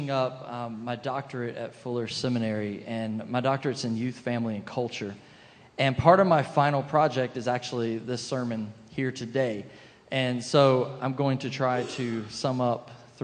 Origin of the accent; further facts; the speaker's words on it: South Carolina, United States; now in Boca Raton, United States; I grew up in South Carolina